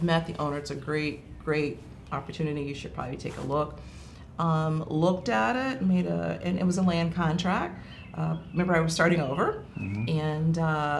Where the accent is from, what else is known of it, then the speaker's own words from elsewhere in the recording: Deep South, United States; I come from the Deep South. I come from a Jim Crow area.